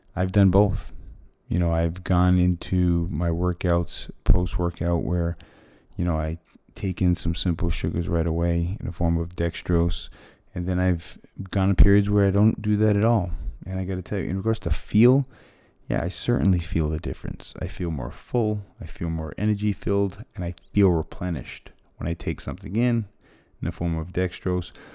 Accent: Fall River, Massachusetts, United States; moved away; I'm from Fall River, Massachusetts

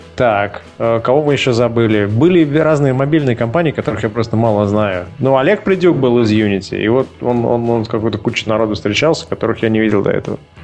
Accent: Russia; Я из России

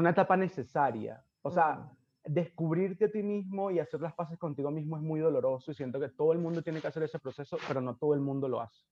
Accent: Venezuela; moved away; cuando salí de Venezuela

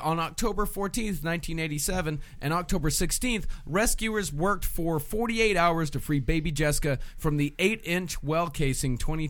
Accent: Texas, United States; I'm from Texas. This happened in Midland. This happened not too far away from where I grew up.

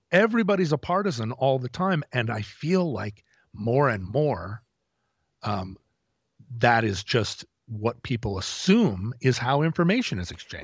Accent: United States; as an American

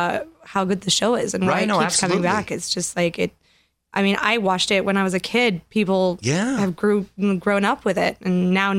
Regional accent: Grenoble, Auvergne-Rhône-Alpes, France; first language French; English is a second language; moved away as an adult; also born or lived in Paris, France; now in Los Angeles, United States; Grenoble, which is where I'm from

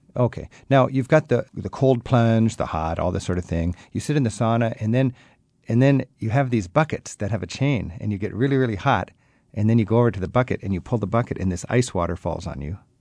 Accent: United States; I'm an American

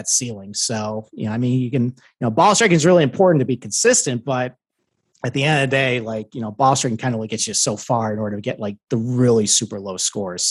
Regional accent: Northeast, United States; I'm from the Northeast

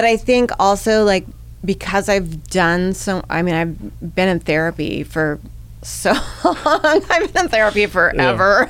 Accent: Bay Area, California, United States; also born or lived in Midwest, United States; we had come from a very, very, you know, volatile situation in the Midwest, my mother and I, and come out to the Bay Area

